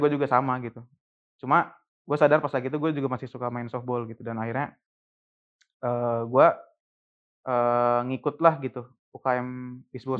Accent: Cirebon, West Java, Indonesia; moved away as an adult; also born or lived in Jakarta; gue orang Cirebon

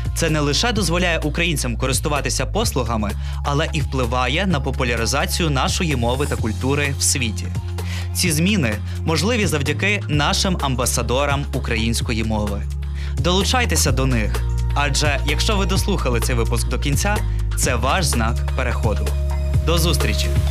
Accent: Ohio, United States; Ukrainian is a second language; moved away as an adult; also born or lived in Ukraine; зі штату Огайо в США

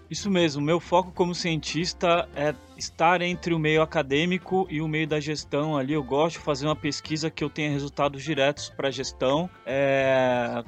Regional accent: São Sebastião, São Paulo, Brazil; also born or lived in Santos, São Paulo / Bahia / Rio de Janeiro; sou biólogo natural de São Sebastião

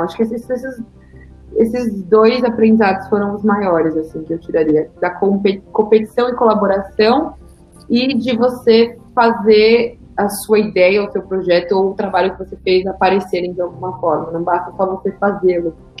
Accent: Guarulhos, São Paulo, Brazil; moved away; eu nasci em São Paulo e fui morar em, em Guarulhos muito cedo, então não ser de São Paulo faz parte assim, da minha história de alguma forma, porque até os 18 anos eu morava em Guarulhos

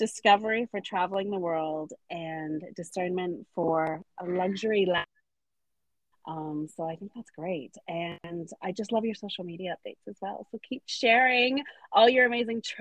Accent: Canada; now in United Kingdom; I'm Canadian, so I do love the snow, but I've now been in the UK a while

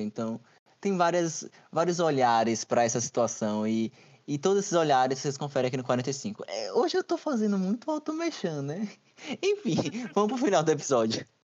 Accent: Brazil; eu sou brasileiro

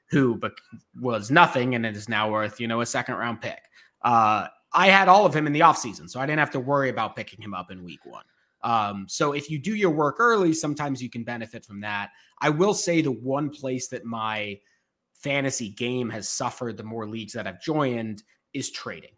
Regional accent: Boston, Massachusetts, United States; I grew up in Boston

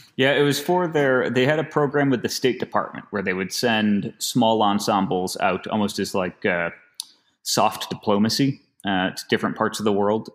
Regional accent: Finger Lakes, New York, United States; moved away; also born or lived in Boston; growing up in the Finger Lakes

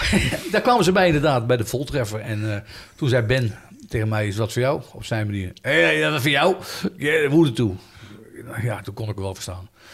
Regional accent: Utrecht, Netherlands; moved away as an adult; now in Houten, Netherlands; Ik ben opgegroeid op Knaleiland in Utrecht

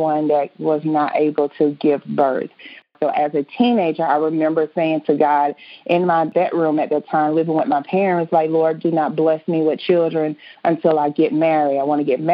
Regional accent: Indianapolis, Indiana, United States; I am from Indianapolis, Indiana

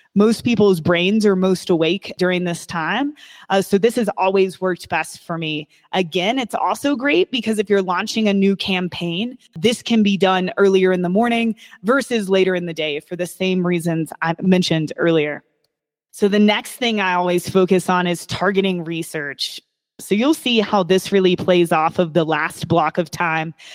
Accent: Kentucky, United States; I was born and raised in Kentucky

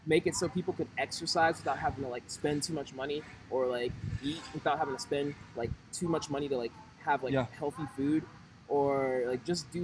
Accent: Atlanta, Georgia, United States; moved away as an adult; also born or lived in Shanghai, China; now in Massachusetts, United States; I'm originally from Atlanta, like I said, and, like, that's where I was staying before

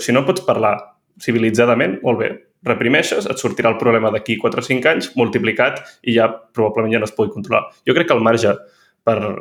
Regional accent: Catalonia, Spain; moved away as an adult; now in Paris, France; sóc català

